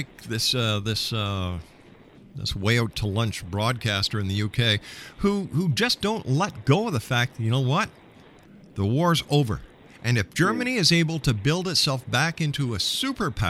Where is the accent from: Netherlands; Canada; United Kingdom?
Canada; I'm a Canadian